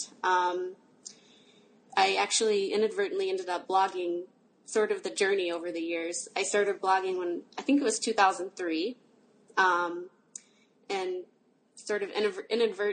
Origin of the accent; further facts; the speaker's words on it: Tuttle, Oklahoma, United States; moved away as an adult; also born or lived in Illinois; I grew up in Tuttle, Oklahoma